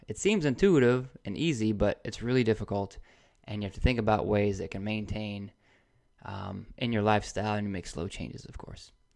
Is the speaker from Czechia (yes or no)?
no; Indiana, United States; now in Gainesville, United States; I'm originally from Indiana